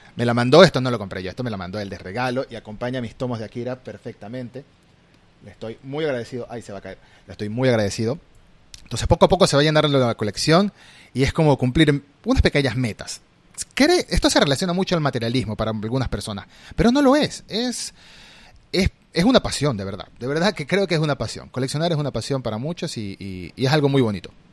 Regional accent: Venezuela; moved away as an adult; now in Argentina; Migré a Argentina hace tres años y tuve que dejar atrás mi colección en mi país de origen, yo soy venezolano

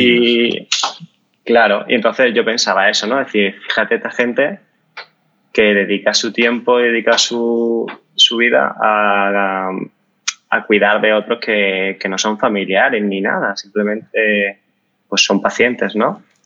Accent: Málaga, Andalusia, Spain; now in Madrid, Spain; soy de Málaga, pero vivo en Madrid.

